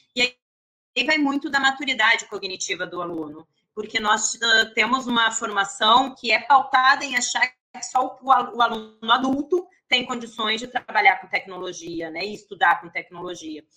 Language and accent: Portuguese; Porto Alegre, Rio Grande do Sul, Brazil; moved away as an adult; now in Rio de Janeiro, Brazil; eu sou gaúcha de Porto Alegre